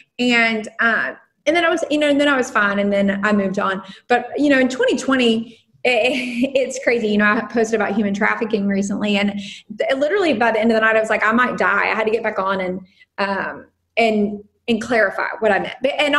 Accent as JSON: {"language": "English", "country": "Puerto Rico", "said": "I am Puerto Rican"}